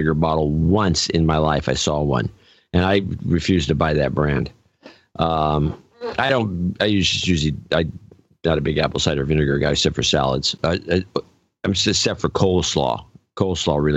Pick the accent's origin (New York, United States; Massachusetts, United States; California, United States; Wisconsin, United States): California, United States; I'm a Californian and we drive a lot